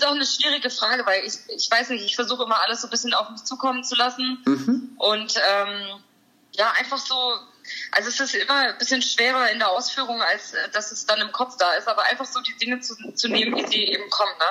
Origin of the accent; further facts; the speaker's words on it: Heilbronn, Baden-Württemberg, Germany; Ich bin aus Heilbronn. Das ist in Baden-Württemberg in der Nähe von Stuttgart. Mhm. Da bin ich geboren, da wohne ich auch immer noch.